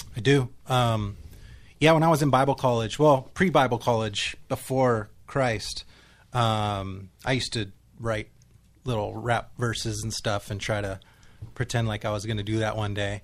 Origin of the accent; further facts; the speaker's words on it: Nipomo, California, United States; I am from Napomo, California